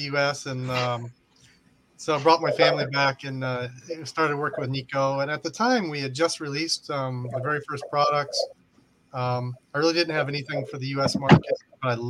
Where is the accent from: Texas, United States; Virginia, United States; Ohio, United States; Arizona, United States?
Virginia, United States; moved away as an adult; also born or lived in Japan; I grew up in Virginia. That's where I live now